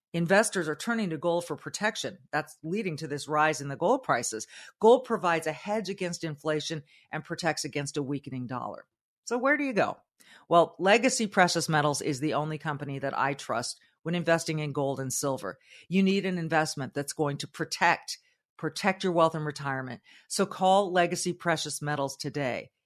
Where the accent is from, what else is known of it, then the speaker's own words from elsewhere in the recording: Southern California, United States; moved away; I grew up in Southern California where I did feel like we were, we were the elites.